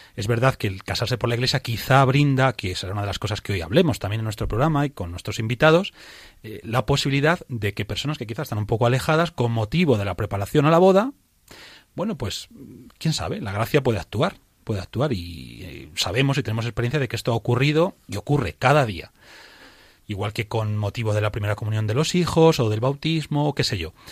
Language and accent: Spanish; Toledo, Castilla-La Mancha, Spain; yo soy de Toledo